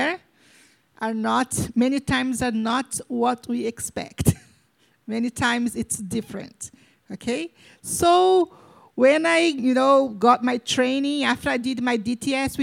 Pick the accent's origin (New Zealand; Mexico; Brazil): Brazil; I'm from Brazil